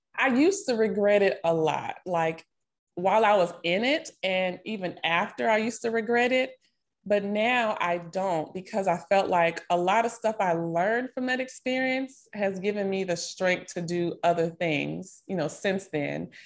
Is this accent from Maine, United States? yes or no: no; Nashville, Tennessee, United States; moved away as an adult; also born or lived in Miami, Florida / Texas; now in Dallas-Fort Worth, United States; I'm originally from Nashville, Tennessee, born and raised. I currently live here in Texas, near the Dallas-Fort Worth area